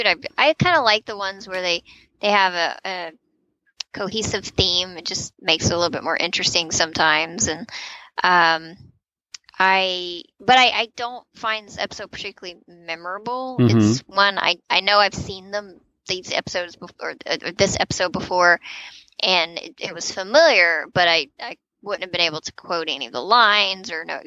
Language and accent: English; the South, United States; I live in the South and I'm a Southerner